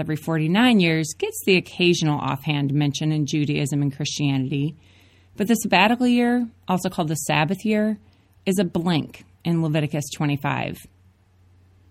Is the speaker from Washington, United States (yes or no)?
no; Minneapolis, Minnesota, United States; moved away; I grew up in Minneapolis.